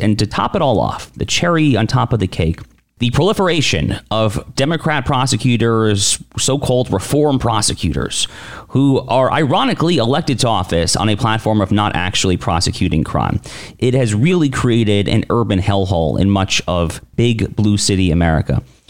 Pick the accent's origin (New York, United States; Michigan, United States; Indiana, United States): New York, United States; New York City suburbs, United States; moved away; I grew up in the New York City suburbs. I haven't lived there in a while now, but I grew up in the suburbs